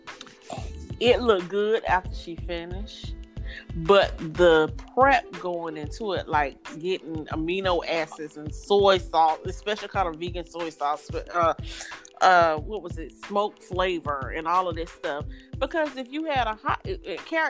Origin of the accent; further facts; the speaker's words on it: the South, United States; I'm from the South. I grew up on everything wrong to eat